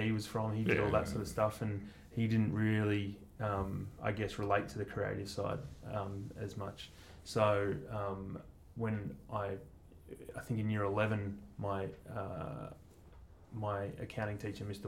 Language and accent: English; Mount Eliza, Victoria, Australia; also born or lived in Northcote, Melbourne; I grew up in Mount Eliza